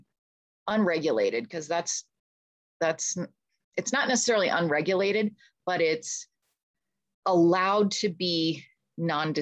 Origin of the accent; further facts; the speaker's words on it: Pittsburgh, Pennsylvania, United States; moved away as an adult; also born or lived in England; I grew up in Pittsburgh